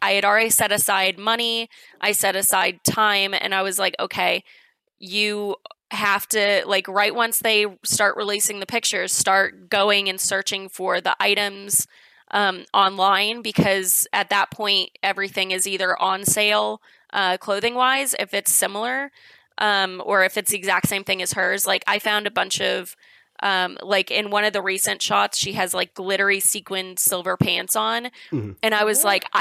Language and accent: English; Chicago, Illinois, United States; accent: Chicago; I'm from Illinois in general